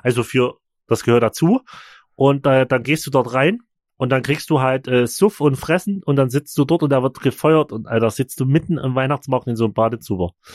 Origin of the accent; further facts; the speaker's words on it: Chemnitz, Saxony, Germany; bei uns in Chemnitz